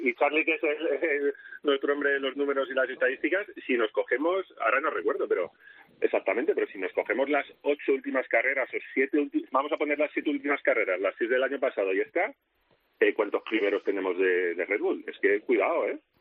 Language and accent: Spanish; Spain; como español